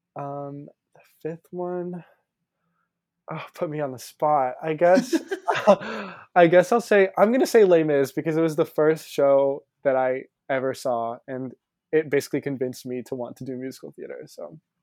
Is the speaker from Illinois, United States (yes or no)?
no; Pensacola, Florida, United States; moved away as an adult; now in New York City, United States; I grew up in Pensacola, Florida, but my parents are both teachers and they're both Brazilian